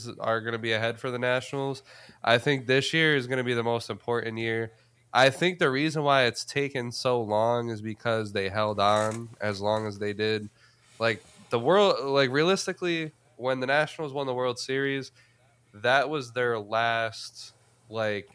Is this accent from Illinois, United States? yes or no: no; New York, United States; I'm from New York. I think, you know, I've always grew up in a, you know, Yankee household